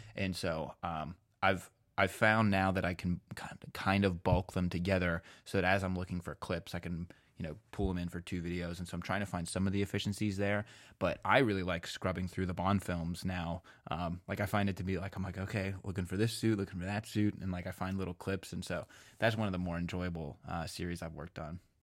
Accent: Pennsylvania, United States; accent: Pennsylvania; my Pennsylvania accent

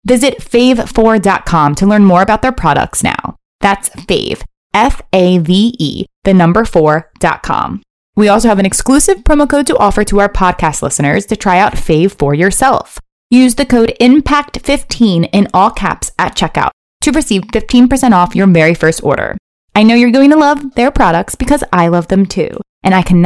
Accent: Maryland, United States; I grew up in Maryland near Towson University

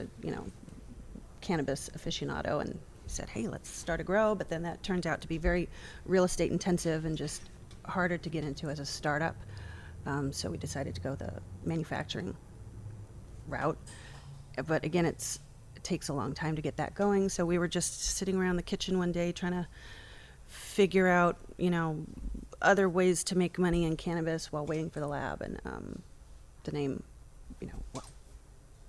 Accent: Laguna Beach, California, United States; also born or lived in Boston; Born in Boston, raised in Laguna Beach, California

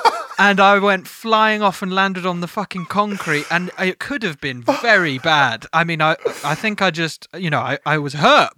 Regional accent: Hartford, North West England, United Kingdom; But in year five, I was hanging out in Tanner's Crescent, which is near where I grew up in Hartford.

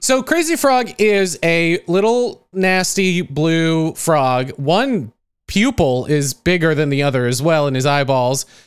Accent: United States; I'm American

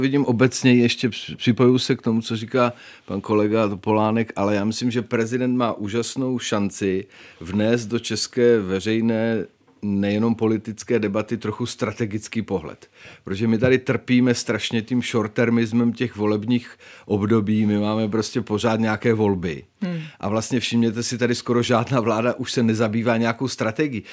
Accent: Czechia; My jako Češi

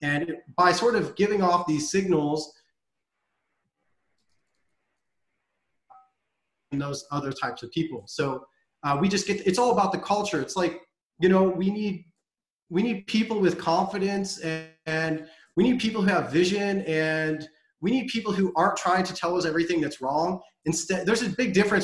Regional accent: United States; also born or lived in Europe; I'm an American. It's where I grew up and I come from

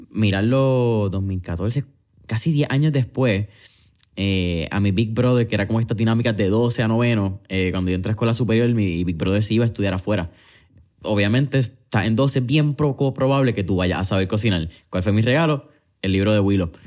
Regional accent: Puerto Rico; nuestro paladar como boricua

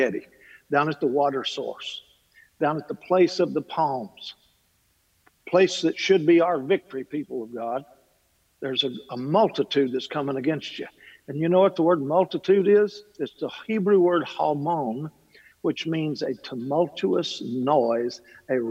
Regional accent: Kentucky, United States

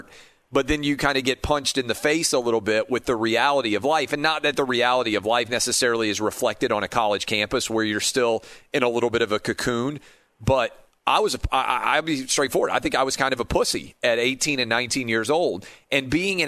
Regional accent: Nashville, Tennessee, United States; moved away as an adult; also born or lived in Washington, D.C.; I grew up in Nashville, which is, you know, a decent sized city.

